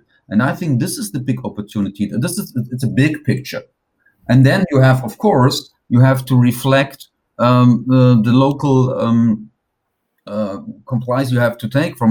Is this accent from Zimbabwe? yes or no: no; Germany; I'm here in Frankfurt